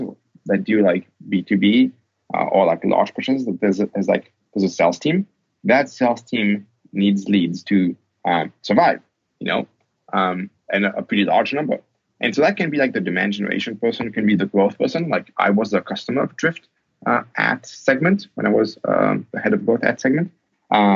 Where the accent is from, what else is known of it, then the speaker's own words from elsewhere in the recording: France; I'm French, I was born in France